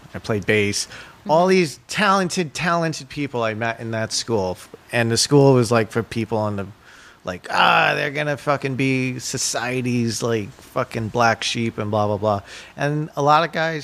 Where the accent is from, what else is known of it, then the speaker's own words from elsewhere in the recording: New York, United States; I grew up in New York